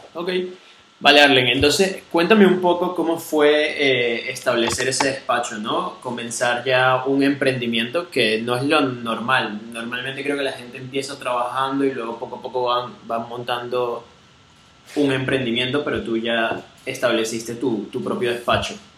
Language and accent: Spanish; Venezuela; also born or lived in Catalonia, Spain; now in Spain; nosotros como venezolanos